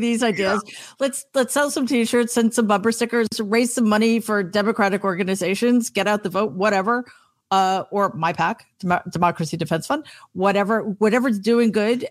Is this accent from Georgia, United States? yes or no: no; New York, United States; I am such a New Yorker